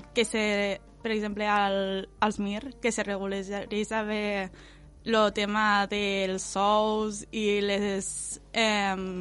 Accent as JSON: {"language": "Catalan", "town": "L'Ampolla", "region": "Catalonia", "country": "Spain", "tie": "born or raised there", "also_born_or_lived": "Tortosa / Camarles", "said": "jo m'he criat a l'Ampolla, però tampoc m'he criat exactament a l'Ampolla perquè he anat al col·le a Tortosa"}